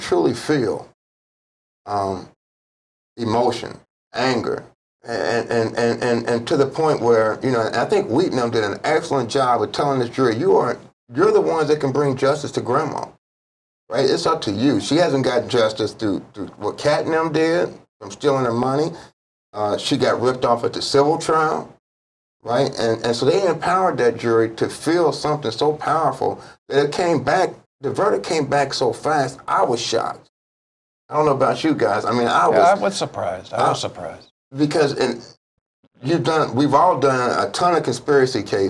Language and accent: English; Ohio, United States; also born or lived in Kentucky; now in Hawaii, United States; I'm from Ohio